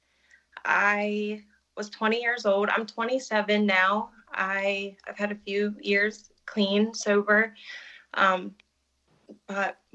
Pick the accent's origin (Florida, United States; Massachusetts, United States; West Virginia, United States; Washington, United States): West Virginia, United States; moved away as an adult; also born or lived in Birmingham; now in Pittsburgh, United States; then we move back to our hometown. I'm from West Virginia